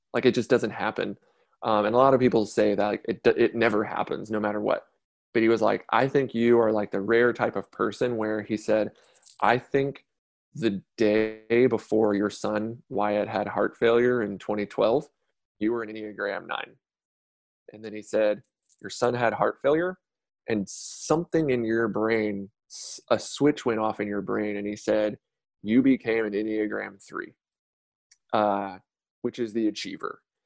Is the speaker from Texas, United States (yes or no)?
yes; Conroe, Texas, United States; also born or lived in Beaumont, Texas; originally from Beaumont, Texas, like Southeast Texas, moved here to Conroe when I was about ten, so just north of Houston.